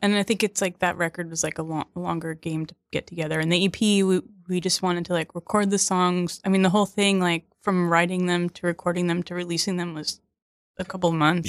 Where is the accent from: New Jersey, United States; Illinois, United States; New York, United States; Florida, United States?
New Jersey, United States; Hawthorne; also born or lived in Seattle; now in Brooklyn, United States; a little town called Hawthorne.